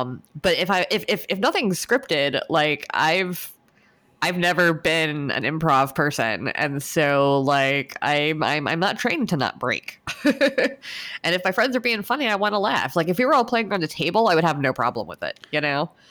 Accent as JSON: {"language": "English", "country": "United States", "said": "me being American"}